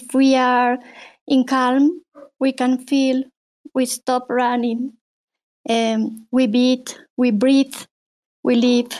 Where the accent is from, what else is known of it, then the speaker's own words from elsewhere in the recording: Bolivia; now in Mexico; I'm from Bolivia and live in Mexico